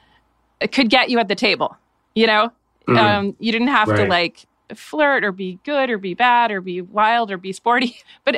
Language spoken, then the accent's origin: English; New Hampshire, United States; Growing up in New Hampshire